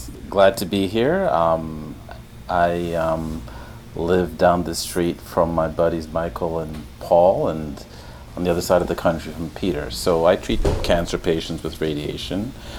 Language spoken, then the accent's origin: English; Jamaica; also born or lived in London, United Kingdom; now in Chicago, United States; So I was born in London, grew up in Jamaica, on a farm in Jamaica.